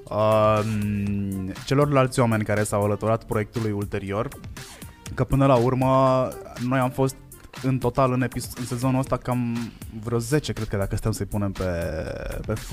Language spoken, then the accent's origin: Romanian; Hațeg, Hunedoara County, Romania; also born or lived in Cluj; vin dintr-o zonă cu foarte multe accente, vin din Hațec, din Hunedoara, care e la distanță egală între Ardeal, Oltenia și Banat. Uh, am stat foarte mult în sud, uh, m-am mutat din nou în sud, am stat foarte mult în Cluj vreo 12 ani